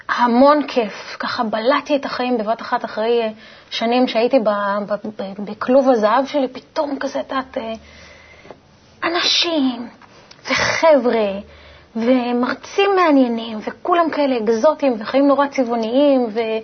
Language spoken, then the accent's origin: Hebrew; Italy; כשנולדתי באיטליה